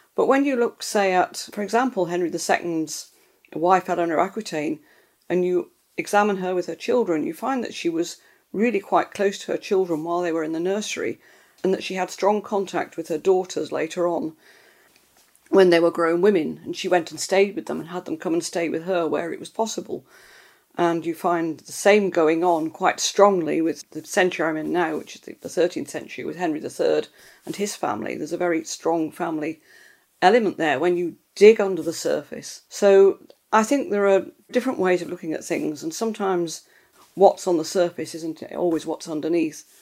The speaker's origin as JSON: {"language": "English", "region": "Scotland", "country": "United Kingdom", "tie": "born or raised there", "said": "I grew up in Scotland"}